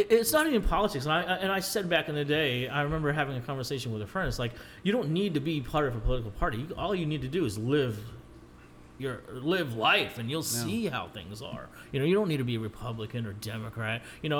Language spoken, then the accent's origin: English; Philippines; I'm like, yeah, well, you know, I'm Filipino.